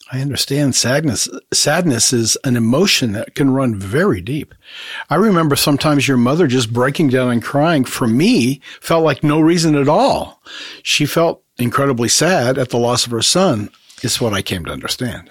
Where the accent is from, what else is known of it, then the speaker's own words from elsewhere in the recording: Honduras; moved away; I grew up in Latin America and in the Latino community